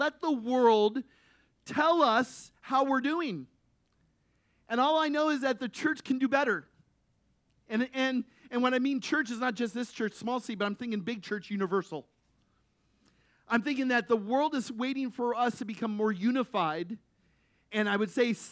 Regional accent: United States; the unity we showed as American people

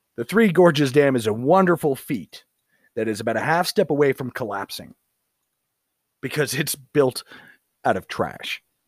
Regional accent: United States; born or raised there

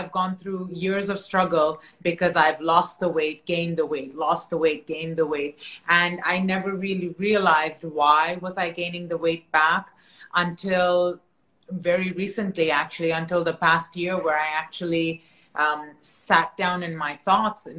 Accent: Canada; moved away; I'm originally from Canada

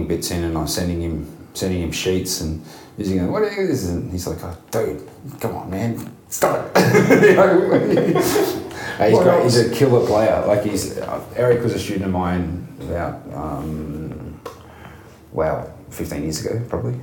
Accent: Melbourne, Victoria, Australia; growing up in Melbourne

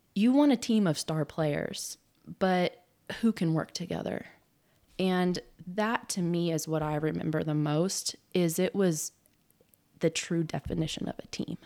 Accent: Southern California, United States; now in Oklahoma, United States; I grew up in Southern California and started playing soccer at seven years old

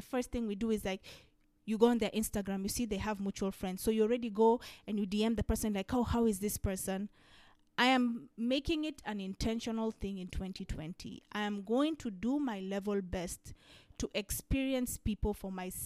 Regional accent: Kenya; a Kenyan sister

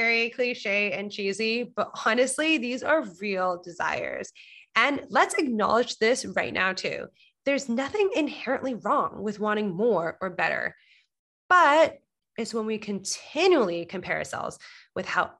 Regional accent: Coquitlam, British Columbia, Canada; moved away as an adult; now in Toronto, Canada; I'm currently speaking from my hometown, Coquitlam, Vancouver

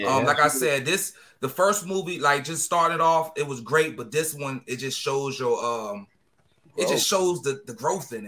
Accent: Virginia, United States; I'm from Virginia

